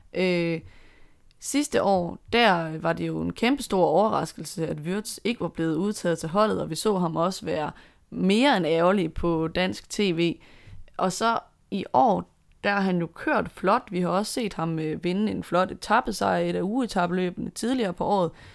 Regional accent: Denmark

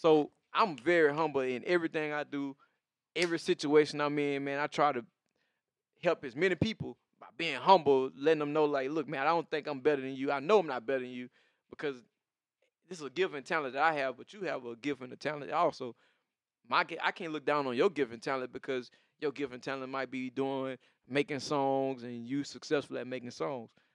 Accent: the South, United States; even being a Southerner

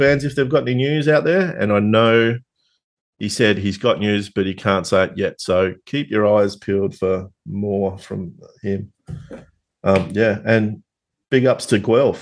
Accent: Tasmania, Australia; accent: Tasmanian; my Tasmanian accent

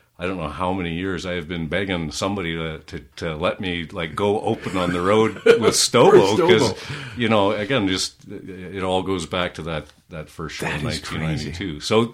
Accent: Calgary, Alberta, Canada; Well, I'm a third-generation Calgarian.

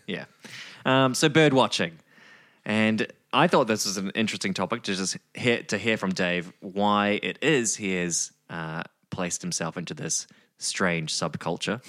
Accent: New Zealand; now in Australia; Being from New Zealand

